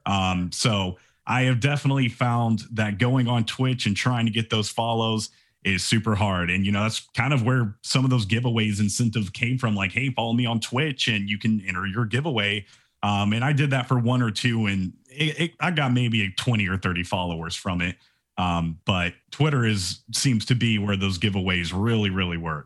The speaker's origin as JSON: {"language": "English", "town": "Atlanta", "region": "Georgia", "country": "United States", "said": "I'm from Atlanta"}